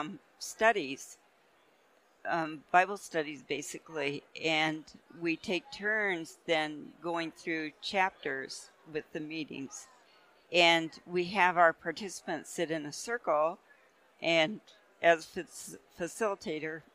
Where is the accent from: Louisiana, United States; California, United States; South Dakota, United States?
South Dakota, United States; Cheyenne River Sioux Reservation; now in Colorado, United States; I'm Lakota, and I'm from the Cheyenne River Lakota Sioux Reservation, which is in the middle of the state of South Dakota